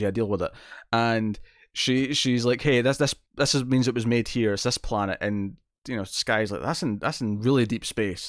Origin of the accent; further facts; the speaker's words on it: Scotland, United Kingdom; accent: Scottish; I'm clearly got a very Scottish accent, but I don't have a very strong, specific Scottish dialect